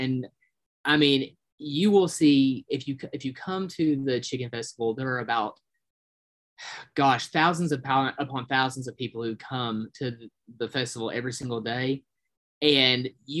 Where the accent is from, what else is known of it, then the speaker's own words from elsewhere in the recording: Appalachia, United States; We are Appalachian.